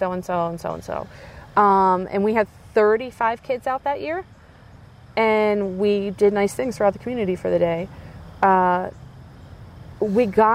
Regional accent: Coatesville, Pennsylvania, United States; moved away as an adult; now in Springford, United States; I was raised in Coatesville.

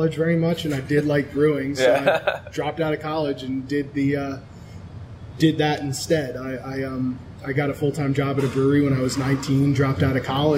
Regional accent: Cherry Hill, New Jersey, United States; also born or lived in South Philadelphia; now in Philadelphia, United States; I grew up in Cherry Hill actually.

